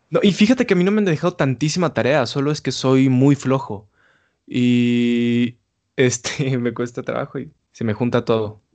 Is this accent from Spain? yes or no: no; Mexico City, Mexico; soy de la Ciudad de México